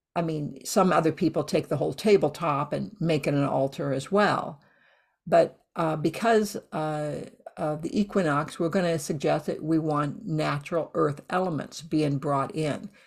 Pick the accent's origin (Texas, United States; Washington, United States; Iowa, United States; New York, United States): Iowa, United States; moved away; I grew up in Iowa